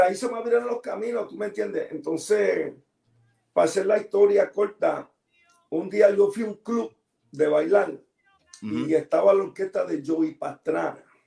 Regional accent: New York City, New York, United States; Y yo nací en el Bronx

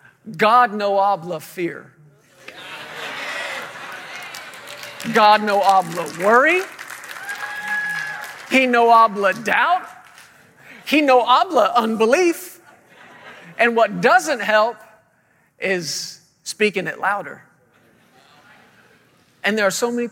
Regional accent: Fort Worth, Texas, United States; moved away as an adult; now in Woodland Park, United States; we're originally from the Fort Worth, Texas area.

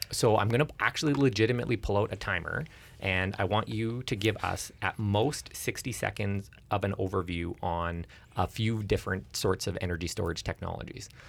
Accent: Alberta, Canada; as someone who's born and raised in Alberta

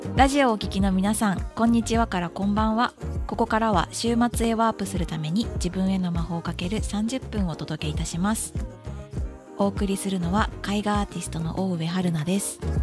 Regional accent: Okayama, Japan; moved away; 地元の岡山県で個展をさせていただいて

